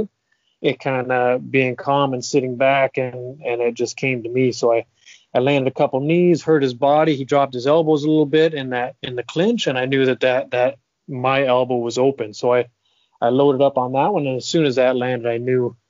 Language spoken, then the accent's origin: English; Huntsville, Ontario, Canada; even when I did fight in my home province of Ontario, I'm from Huntsville